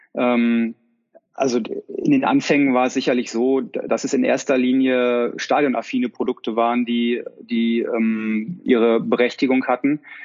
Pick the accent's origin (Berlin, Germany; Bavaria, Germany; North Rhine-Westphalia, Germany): North Rhine-Westphalia, Germany; Dortmund; moved away as an adult; now in Milan, Italy; ich bin gebürtiger Dortmunder, ich bin mit Borussia Dortmund aufgewachsen